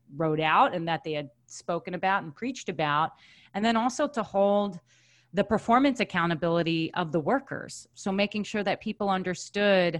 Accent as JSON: {"language": "English", "area": "Long Island", "region": "New York", "country": "United States", "tie": "born or raised there", "said": "born and raised on Long Island"}